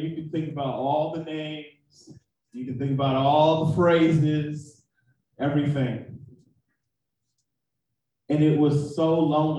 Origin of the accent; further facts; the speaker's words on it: Oakland, California, United States; also born or lived in San Francisco; I'm from Oakland. I'm from the town. That's what we call it. We call it the town. If you're in the Bay Area, San Francisco is the city. I'm from both. I was born in the city, then I moved to the town